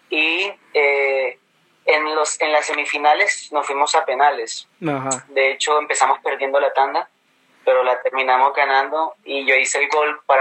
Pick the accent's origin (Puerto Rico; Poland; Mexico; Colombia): Colombia; Caribbean Region; accent: neutral; Entonces mi acento es neutro porque soy costeño